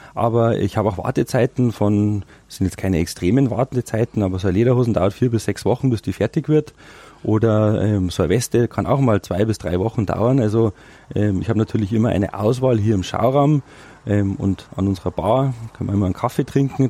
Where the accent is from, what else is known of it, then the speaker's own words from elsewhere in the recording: Rosenheim, Bavaria, Germany; moved away as an adult; also born or lived in Spain / Austria / United States; Ich bin Rosenheimer, ich mhm. bin gebürtiger Rosenheimer.